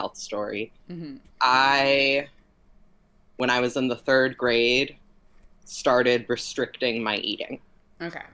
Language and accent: English; Miami, Florida, United States; also born or lived in Venezuela; I was born in Venezuela, and I grew up in Miami